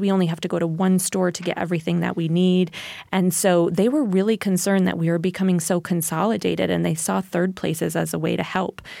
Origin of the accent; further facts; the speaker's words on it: New York, United States; my hometown, um, DeFerry at New York, it has a population of four hundred